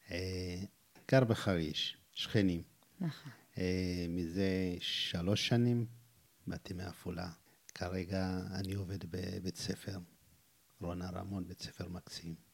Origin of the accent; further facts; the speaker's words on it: Wolleka, Amhara, Ethiopia; Hebrew is a second language; moved away as an adult; בגיל 19 עליתי, נולדתי בכפר אה, קטן, חמוד וולקה, שהוא כפר אה, יחסית מפורסם, גם בגלל האנשים שהיו שם.